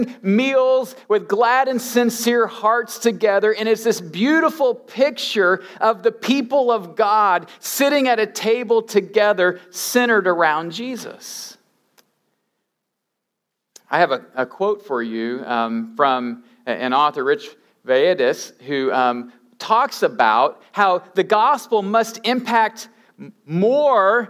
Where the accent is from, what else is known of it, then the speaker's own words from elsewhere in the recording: Midwest, United States; I grew up in the Midwest